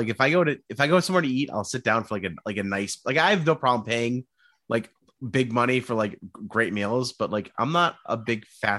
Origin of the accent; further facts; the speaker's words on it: Rhode Island, United States; I grew up in Rhode Island where you could literally like bike the entire length of the state in a single day.